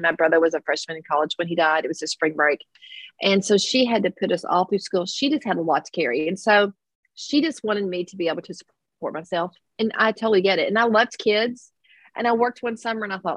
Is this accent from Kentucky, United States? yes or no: yes; Kentucky mountains, United States; accent: twang; now in Versailles, United States; I'm not originally from Versailles, so I have a little bit of a twang. I'm a mountain girl.